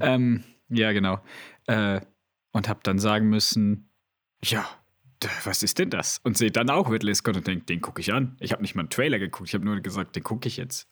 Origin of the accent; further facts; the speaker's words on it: Switzerland; bei uns in der Schweiz